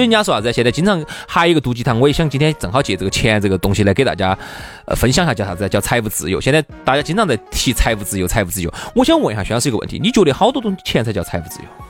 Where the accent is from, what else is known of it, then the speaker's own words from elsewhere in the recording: China; 我们中国人